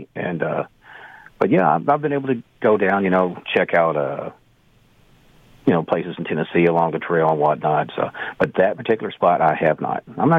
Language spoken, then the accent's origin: English; Canada; As a Canadian, you know there are certain stereotypes.